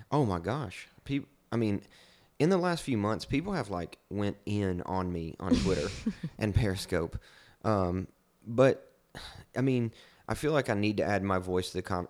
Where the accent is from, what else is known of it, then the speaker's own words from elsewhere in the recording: Kentucky, United States; I'm from Kentucky, from the sticks